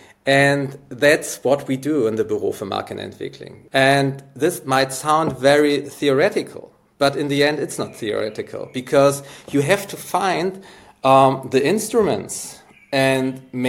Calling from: Hamburg, Germany; I'm here from Hamburg in Germany

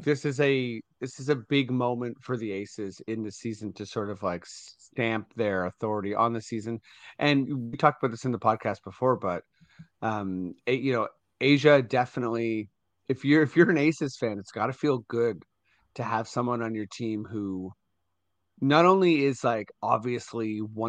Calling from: Hastings, Ontario, Canada; I'm coming from the cottage. I'm coming from Hastings, Ontario, which I know nothing about, but it's near a big lake, Rice Lake.

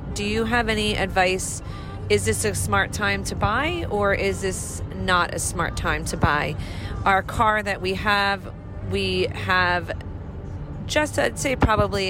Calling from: New York, United States; We are calling from New York.

